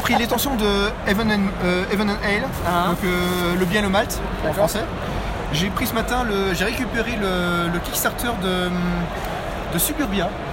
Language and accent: French; Haute-Savoie, Auvergne-Rhône-Alpes, France; now in Luxembourg; Et j'habite au Luxembourg et je viens de Haute-Savoie